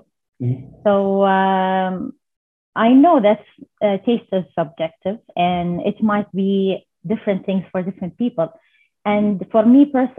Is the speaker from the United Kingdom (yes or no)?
no; Saudi Arabia; I'm from Saudi Arabia.